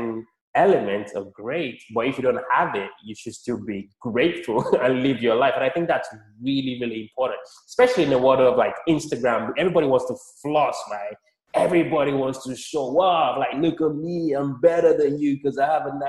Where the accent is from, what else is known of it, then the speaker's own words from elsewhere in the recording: Nigeria; also born or lived in London, United Kingdom; now in United States; I was born in Nigeria, lived in the UK, London, UK for a bit, about 10 years. And now I live in the United States